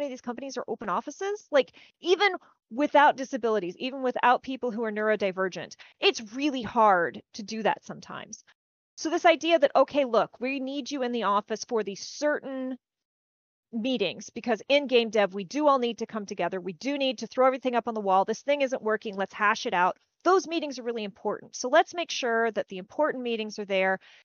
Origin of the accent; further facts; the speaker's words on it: small-town Texas, United States; accent: Southern; I grew up in small-town Texas